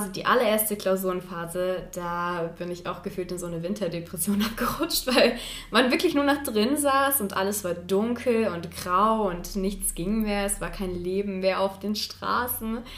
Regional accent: Chemnitz, Saxony, Germany; also, ich komme ursprünglich aus Sachsen, aus Chemnitz. Ich glaube, das hört man nicht so an.

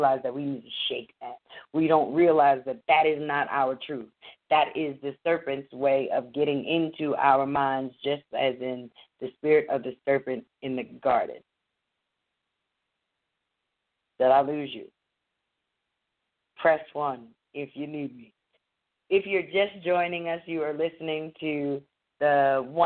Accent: Abington, Pennsylvania, United States; I grew up black in Abington, Pennsylvania

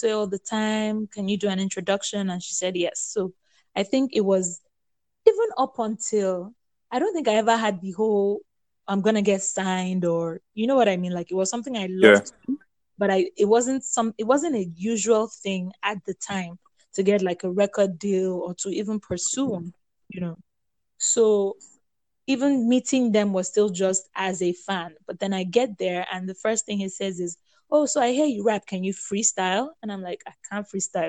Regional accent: Nigeria; also born or lived in Lagos / Ibadan; I grew up in Lagos and Ibadan.

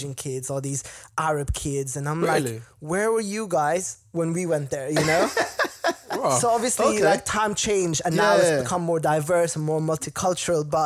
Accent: Wexford, Leinster, Ireland; born or raised there; now in London, United Kingdom

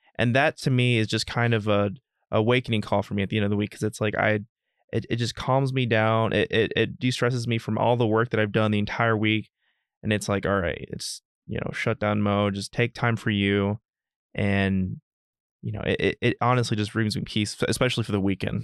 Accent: Dallas, Texas, United States; now in Northern Virginia, United States; originally from Dallas, Texas

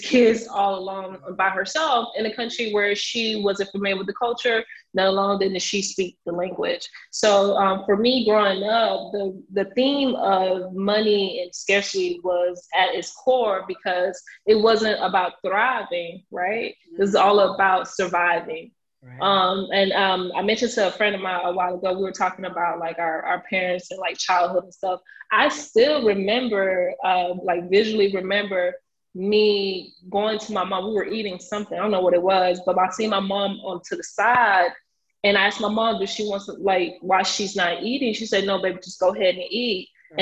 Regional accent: United States; I am a first generation Haitian American, born and raised in Buck City Glades.

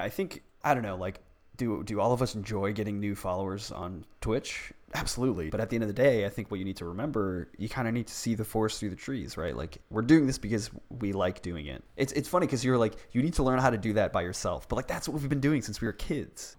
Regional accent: Boston, Massachusetts, United States; I grew up in Boston

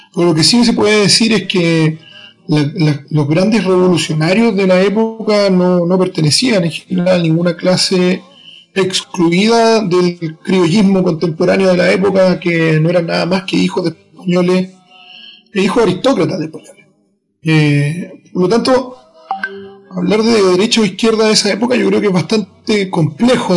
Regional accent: Chile; mi país

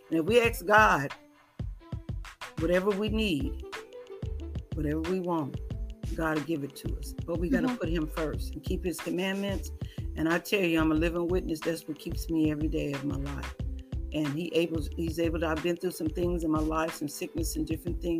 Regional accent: California, United States; I tell you, I am from California to here.

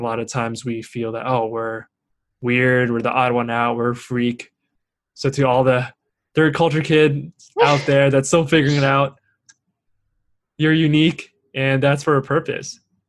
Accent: Singapore; also born or lived in Torrance / Shanghai; I was born in Torrance, so ask me which high school I went to, and I'm like, dang, they're gonna get me, and I gotta go explain this whole thing that I was born here, I grew up in Singapore and Shanghai

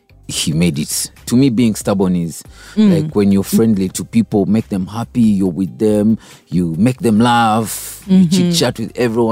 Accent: Kampala, Central Region, Uganda; also born or lived in Kashari, Uganda; I grew up from around Kampala, Chitintale

